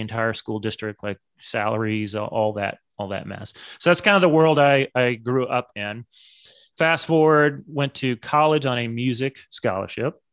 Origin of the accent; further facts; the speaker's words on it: suburb of Dallas, Texas, United States; when I was younger, we moved from Dallas, big city, to a suburb of Dallas